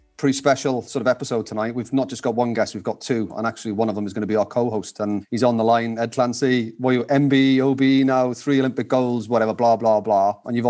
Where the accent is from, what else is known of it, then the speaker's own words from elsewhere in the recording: South Wales, United Kingdom; I'm a South Walian myself.